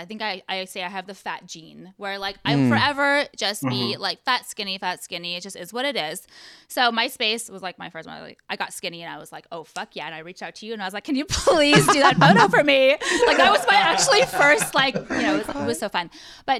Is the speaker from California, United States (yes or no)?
yes; Orange County, California, United States; Born and raised in Orange County.